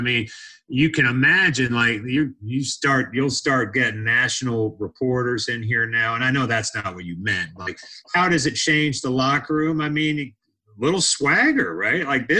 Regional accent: Pennsylvania, United States; I grew up in Pennsylvania, so our Phillies guy is outstanding.

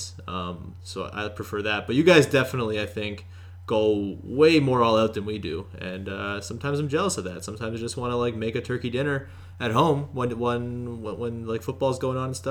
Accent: Canada; accent: Canadian; my Canadian accent

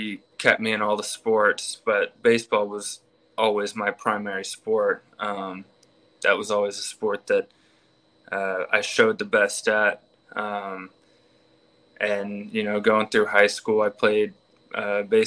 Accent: Houston, Texas, United States; also born or lived in Waco, Texas; I'm from Texas. I'm actually from Houston.

